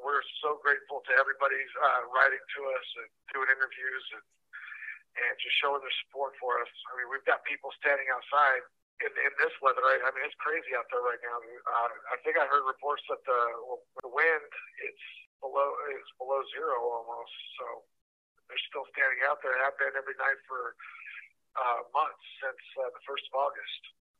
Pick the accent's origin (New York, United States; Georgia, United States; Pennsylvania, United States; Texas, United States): Pennsylvania, United States; I'm from Pennsylvania.